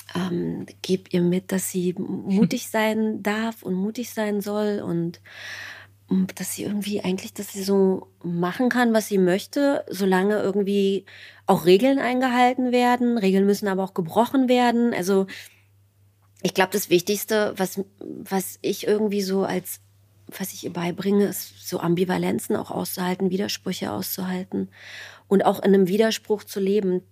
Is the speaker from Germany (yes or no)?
yes; East Germany, Germany; ich bin Ostdeutsche